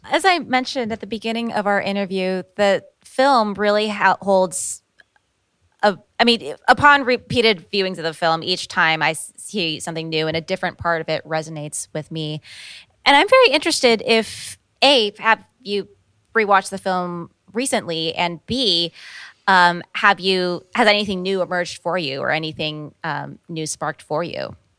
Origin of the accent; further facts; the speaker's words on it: California, United States; speaking as a Californian